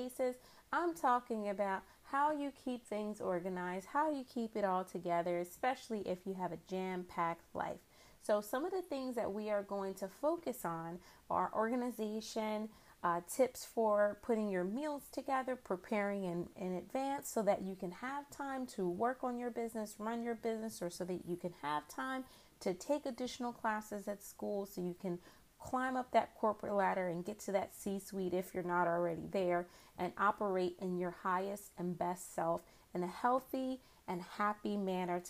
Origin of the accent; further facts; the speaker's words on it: Philadelphia, Pennsylvania, United States; also born or lived in Boston, Massachusetts; I grew up in the Philadelphia area, more specifically Mount Airy section of the city